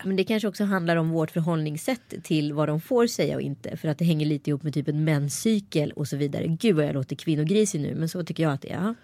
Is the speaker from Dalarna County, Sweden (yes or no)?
no; Örebro, Örebro County, Sweden; accent: Närke dialect (närkingska); det är nog min egen dialekt. Det vill säga närkingskan